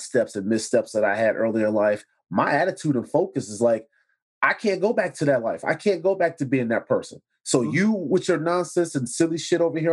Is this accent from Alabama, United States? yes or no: no; Chicago, Illinois, United States; I was in Chatham